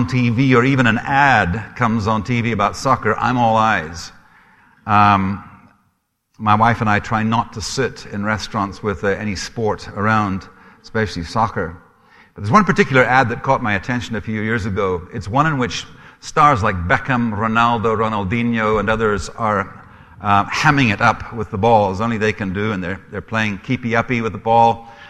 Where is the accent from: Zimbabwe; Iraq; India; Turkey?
Zimbabwe; also born or lived in Scotland; now in Canada; I am Scottish. My accent is probably a mixture of a number of things. It's a little bit of a Heinz's 57 varieties. I've lived in Canada now for 30 years, so I'm sure there's a bit of a Canadian twang there, too. I grew up in Africa, in Rhodesia